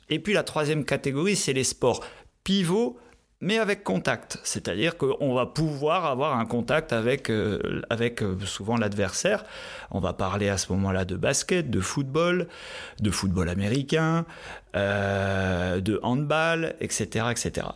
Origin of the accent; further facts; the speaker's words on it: northern France, France; moved away as an adult; also born or lived in Qatar / Pau, France / Grenoble, France; now in Switzerland; je viens du nord de la France, donc le ski se fait sur les terrils dans le nord de la France